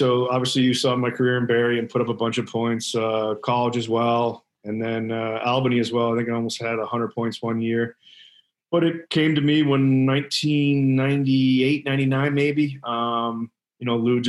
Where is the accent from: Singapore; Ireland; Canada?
Ireland; We're from Ireland and we were in Disney one day, speaking of the Mad Dog name.